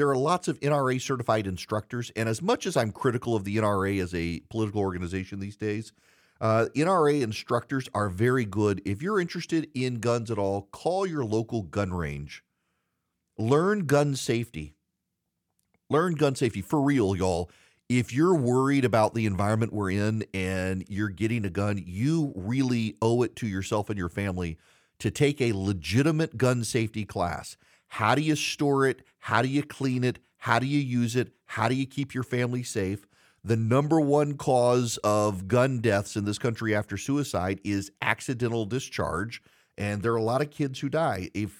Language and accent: English; the South, United States; growing up in the South with people who, like, you're an anomaly if you don't know anything about guns.